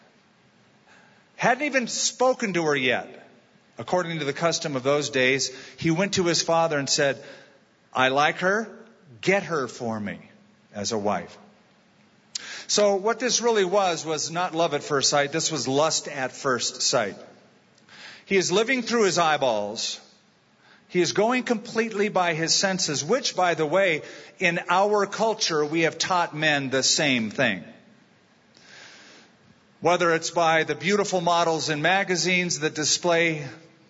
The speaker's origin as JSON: {"language": "English", "region": "California", "country": "United States", "said": "I'm a Californian"}